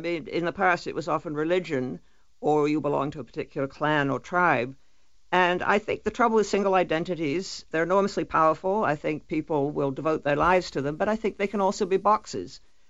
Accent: Toronto, Ontario, Canada; identity is Canadian. And I'm also a citizen of Toronto. I'm also someone from the province of Ontario. I'm also a Scot by ancestry.

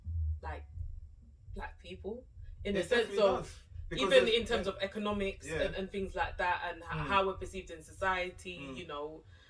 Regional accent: Nigeria; I'm Nigerian

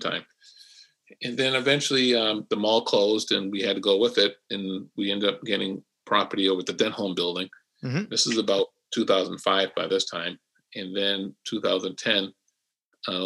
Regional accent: Boston, Massachusetts, United States; moved away as an adult; now in Worcester, United States; I'm originally from Roxbury, Massachusetts. I arrived here about 1980-ish

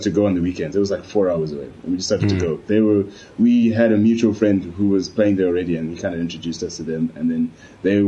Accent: Zimbabwe; also born or lived in Spain; now in Poland; I'm African, I'm from Zimbabwe

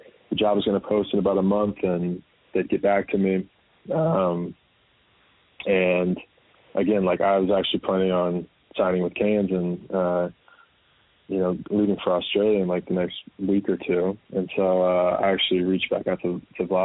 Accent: Sacramento, California, United States; I grew up in Sacramento

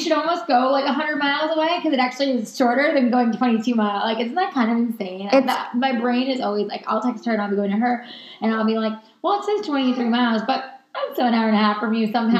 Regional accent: New York, United States; now in Los Angeles, United States; we're both from New York.

